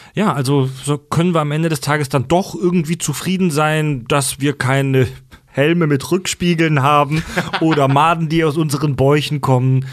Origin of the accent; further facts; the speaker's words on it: Kesselbronn, Germany; ich komme ja vom Dorf aus Kesselbronn